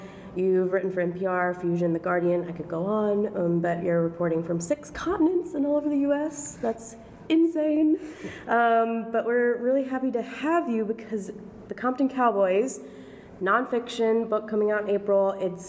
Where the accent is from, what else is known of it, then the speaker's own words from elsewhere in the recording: Arkansas, United States; moved away; also born or lived in Mississippi; I'm originally from Arkansas and then I moved to Mississippi